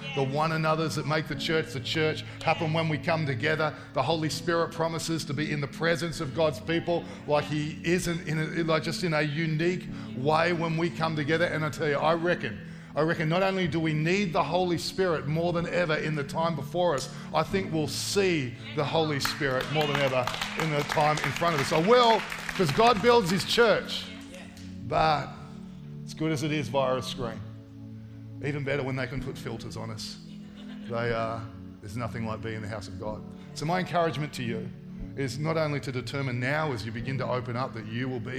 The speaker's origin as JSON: {"language": "English", "town": "Sydney", "region": "New South Wales", "country": "Australia", "tie": "born or raised there", "said": "I grew up in Western Sydney. I sound like I'm from Tamworth, look like I'm from Tamworth. Been there a long time now, but I grew up in Western Sydney."}